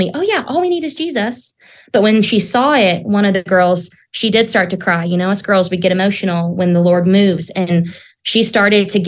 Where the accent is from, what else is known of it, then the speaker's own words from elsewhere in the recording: Southern Oklahoma, United States; I grew up in Southern Oklahoma in Tornado Alley